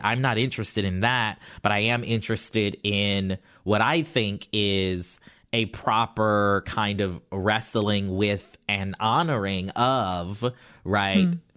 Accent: the South, United States; I'm from the South

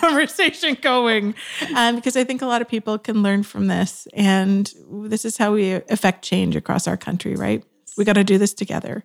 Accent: West Coast of Canada, Canada; also born or lived in Georgia, United States; I was from the West Coast of Canada

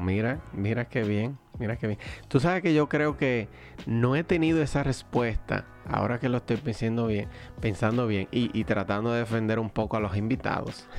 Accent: Dominican Republic; como diríamos dominicana

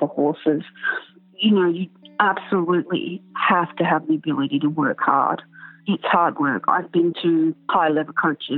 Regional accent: Canberra, Australian Capital Territory, Australia; I grew up in Canberra

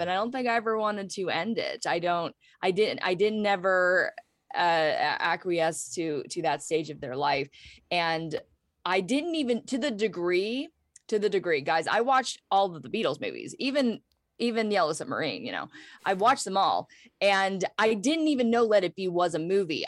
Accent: Pittsburgh, Pennsylvania, United States; I grew up in Pittsburgh, P

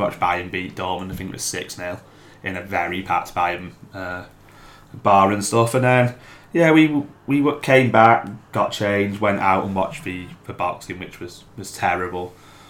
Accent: England, United Kingdom; I'm English

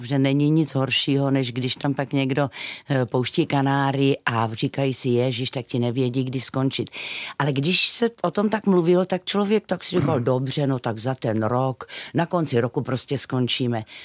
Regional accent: South Moravia, Czechia; my Moraváci jsme

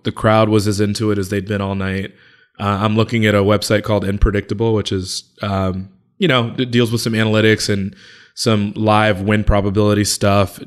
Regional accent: Chicago, Illinois, United States; I'm from Chicago and I'm, I'm thirty-five

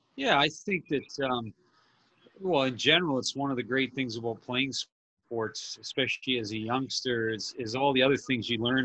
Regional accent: Toronto, Ontario, Canada; moved away; also born or lived in Windsor, Ontario / Arizona; we moved up to Toronto, and I uh, I grew up there downtown, basically Dufferin and Bloor area

